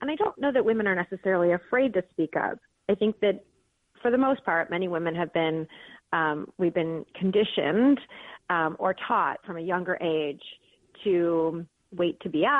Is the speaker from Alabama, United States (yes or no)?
no; Detroit, Michigan, United States; moved away as an adult; also born or lived in Philadelphia; I was just born and raised in Detroit